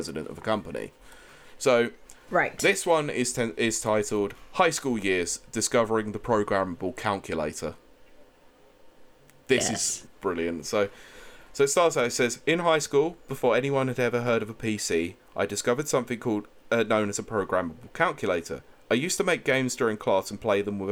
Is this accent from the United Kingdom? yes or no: yes; England, United Kingdom; we're all a bunch of thick English people